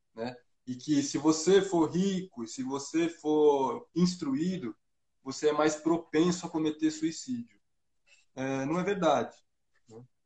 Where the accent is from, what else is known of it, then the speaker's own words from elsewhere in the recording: Brazil; eu, como bom brasileiro